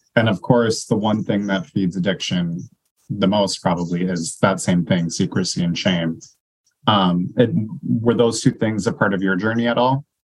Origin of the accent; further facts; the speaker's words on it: North Dakota, United States; now in Minnesota, United States; I'm from North Dakota